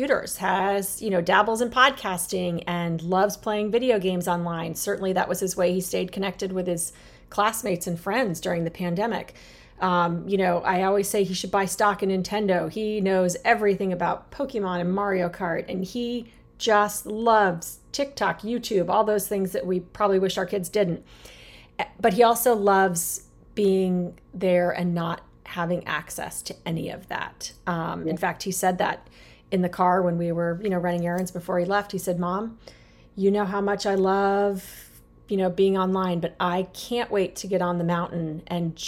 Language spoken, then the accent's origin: English; Arizona, United States; now in Chesapeake Bay, United States; I grew up in Arizona. Very different than the Chesapeake Bay, where I am living now